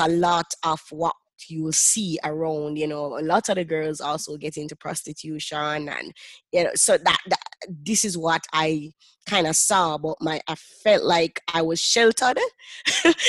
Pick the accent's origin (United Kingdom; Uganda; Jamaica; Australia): Jamaica; I currently live in Jamaica and I grew up in Jamaica.